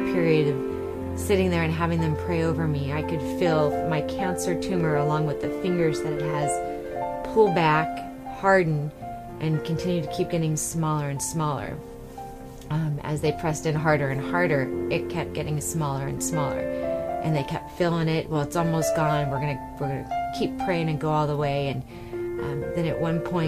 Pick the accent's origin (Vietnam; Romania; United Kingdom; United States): United States; Rancho Cucamonga, California; I'm from Southern California, Rancho Cucamonga area